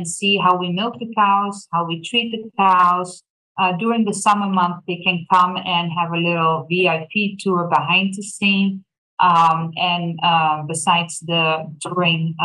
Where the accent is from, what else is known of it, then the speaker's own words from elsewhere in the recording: Netherlands; moved away as an adult; now in Thorp, United States; I was born and raised in a tiny little country in Europe called Holland, the Netherlands.